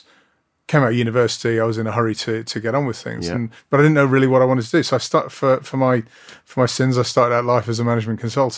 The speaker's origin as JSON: {"language": "English", "town": "Blackpool", "region": "North West England", "country": "United Kingdom", "tie": "born or raised there", "moved": "yes", "said": "Well, it was, I grew up in Blackpool."}